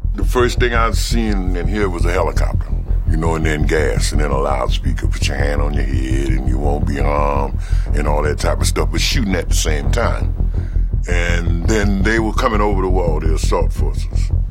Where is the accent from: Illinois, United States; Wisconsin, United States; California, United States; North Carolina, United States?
Wisconsin, United States; Milwaukee; I'm from Milwaukee, Wisconsin.